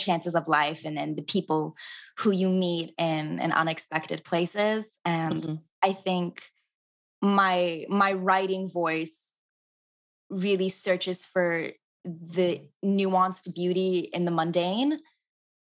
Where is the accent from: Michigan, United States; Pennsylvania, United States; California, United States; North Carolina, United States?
California, United States; Southern; I grew up in Southern California where there weren't a lot of Persians